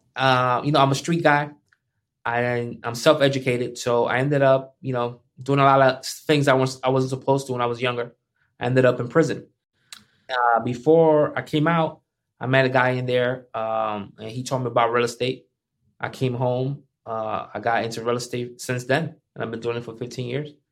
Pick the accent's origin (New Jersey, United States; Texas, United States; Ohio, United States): New Jersey, United States; Paterson; I'm from Patterson.